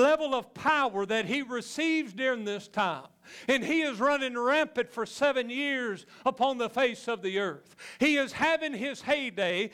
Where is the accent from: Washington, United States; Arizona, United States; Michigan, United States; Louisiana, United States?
Louisiana, United States; I'm just from Louisiana